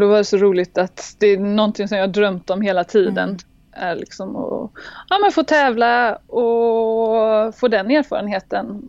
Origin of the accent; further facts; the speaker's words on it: Gothenburg, Västra Götaland, Sweden; also born or lived in Halmstad; now in France; jag kommer från början från Göteborg mm. eh, och växte upp där.